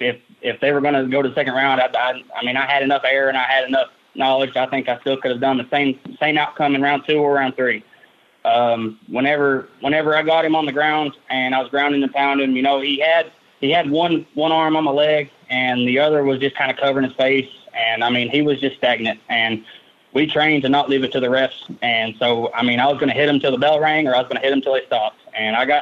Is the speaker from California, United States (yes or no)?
no; Loudon, Tennessee, United States; My hometown is Loudoun, Tennessee